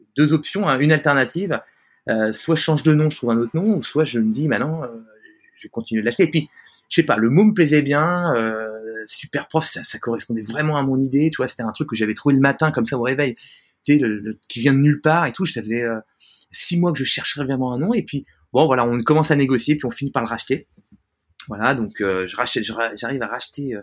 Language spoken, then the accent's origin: French; France; also born or lived in New York / San Francisco; je suis français, hein, donc j'ai la culture française.